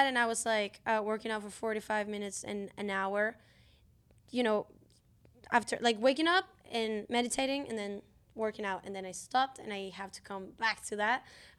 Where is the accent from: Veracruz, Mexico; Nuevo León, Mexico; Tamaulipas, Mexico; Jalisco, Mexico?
Nuevo León, Mexico; Monterrey; moved away; I'm from Monterrey, Mexico.